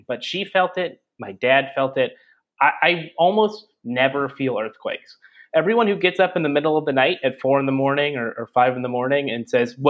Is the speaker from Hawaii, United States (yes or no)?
no; California, United States; I grew up in California. I've been in California basically my entire life